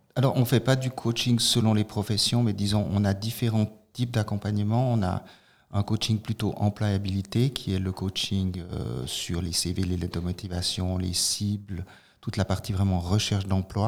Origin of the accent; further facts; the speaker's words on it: Fribourg, Switzerland; moved away as an adult; also born or lived in Italy; je suis d'origine de Fribourg, mais j'étais longtemps hors, hors, hors canton